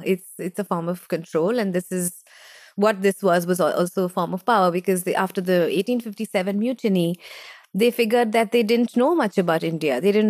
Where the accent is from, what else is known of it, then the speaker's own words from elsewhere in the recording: London, United Kingdom; born there; I was born in Britain.